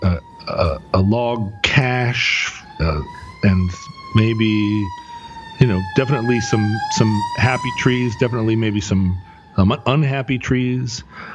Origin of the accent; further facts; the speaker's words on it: Alaska, United States; moved away; growing up, I guess I didn't think about it until I was out of Alaska.